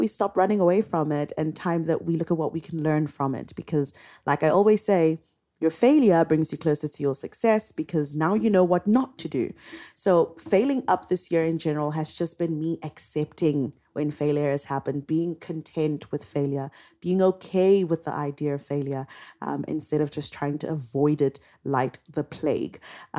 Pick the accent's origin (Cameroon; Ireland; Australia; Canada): Cameroon; also born or lived in South Africa; Omina and I are two young Africans, just like you guys listening. I'm from Cameroon and South Africa.